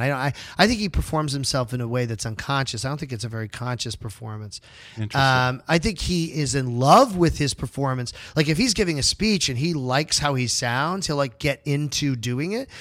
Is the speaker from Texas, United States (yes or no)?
no; Massachusetts, United States; I grew up in Massachusetts in the you know late 70s early 80s